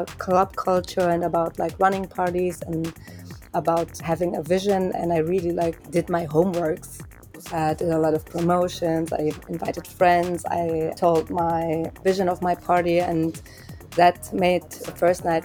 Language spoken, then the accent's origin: English; Augsburg, Bavaria, Germany; born or raised there